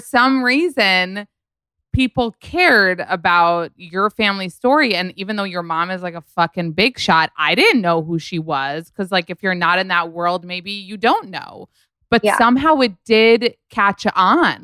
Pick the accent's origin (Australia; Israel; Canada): Israel; moved away; I grew up in Israel